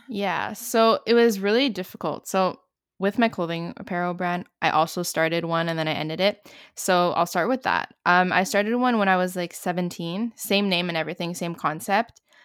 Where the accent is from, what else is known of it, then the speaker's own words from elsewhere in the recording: Canada; I'm also from Canada